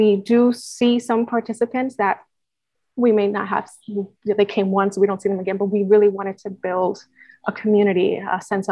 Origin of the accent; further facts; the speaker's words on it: Puerto Rico; moved away; I'm originally born and raised in Puerto Rico